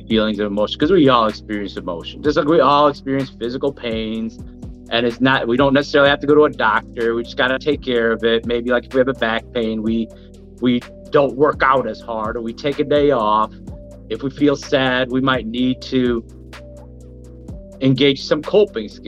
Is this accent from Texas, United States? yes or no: no; Milwaukee, Wisconsin, United States; I'm from Milwaukee, born and raised here, went to MPS school